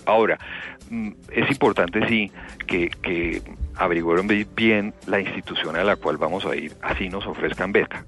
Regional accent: Colombia

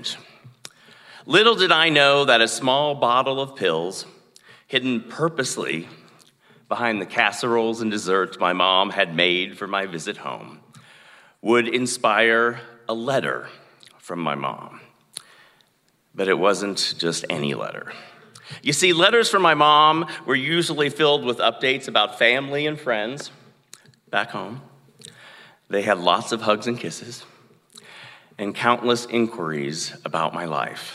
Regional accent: Sigourney, Iowa, United States; moved away as an adult; also born or lived in Chicago / Atlanta / New York / Los Angeles; my hometown, Sigourney.

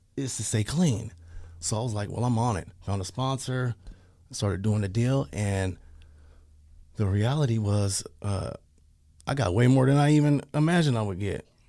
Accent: Pasadena, California, United States; moved away; also born or lived in Portland, Oregon; I'm from Pasadena

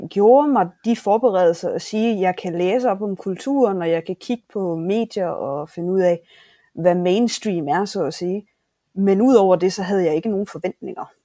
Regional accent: Southern Denmark, Denmark; Så ja, vi skal... jeg er Fynboer 100%.

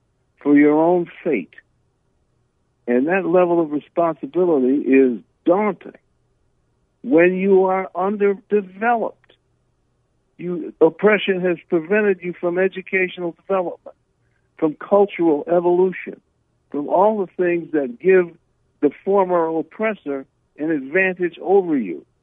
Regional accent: United States; I'm an American

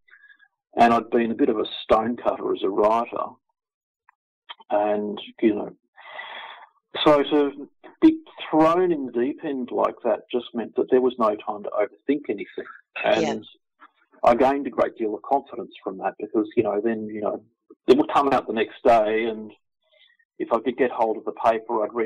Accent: Victoria, Australia; now in Brisbane, Australia; I'm originally from Victoria, so I'd grown up with the sport.

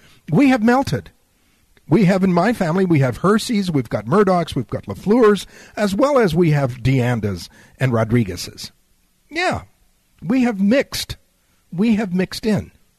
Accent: San Antonio, Texas, United States; also born or lived in Laredo, Texas; having been born and raised on the border, having been born and raised in South Texas around illegal immigration, having family that has been around illegal immigration for generations

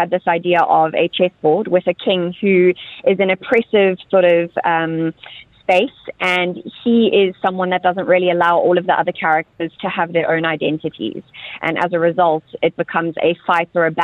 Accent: South Africa; moved away; South Africa, my home country

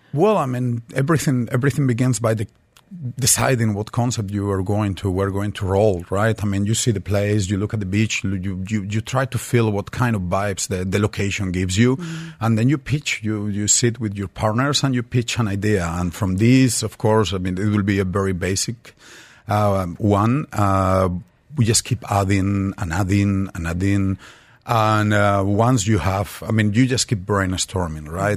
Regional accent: Madrid, Community of Madrid, Spain; moved away; I did grow up in Madrid, but I spent all my summers in the actually in the Levant coast of Spain and in Valencia

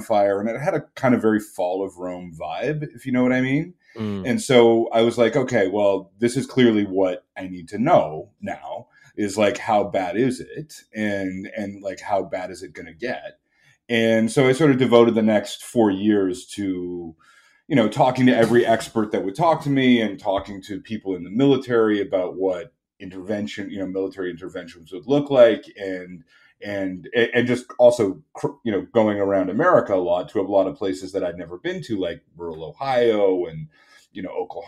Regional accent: Canada; I'm Canadian

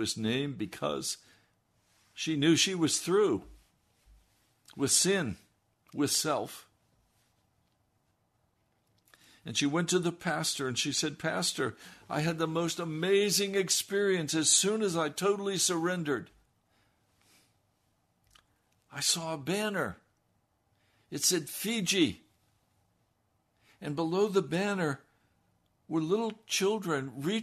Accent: Denver, Colorado, United States; now in Washington, D.C., United States; I was born in Denver

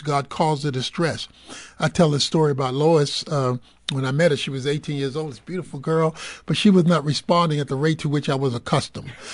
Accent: Dallas, Texas, United States; I'm, I'm from Dallas

